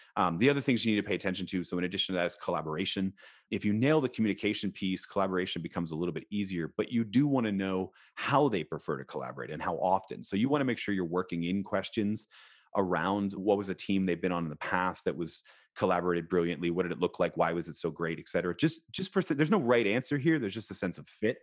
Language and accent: English; Philadelphia, Pennsylvania, United States; I was born in Philadelphia